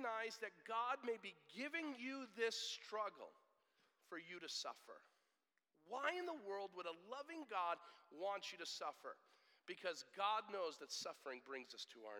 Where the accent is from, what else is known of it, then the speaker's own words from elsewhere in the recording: United States; we hate suffering as American Christians